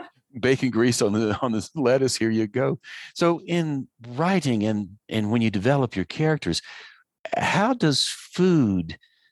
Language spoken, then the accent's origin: English; Asheville, North Carolina, United States; growing up in Western North Carolina around Asheville, and we had a garden and we canned the vegetables, and it was country cooking